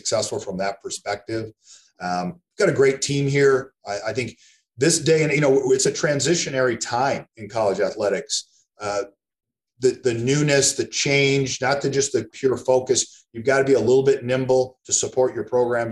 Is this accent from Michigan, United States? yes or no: yes; East Lansing, Michigan, United States; moved away as an adult; also born or lived in Eugene, Oregon; I'm from East Lansing originally, went back home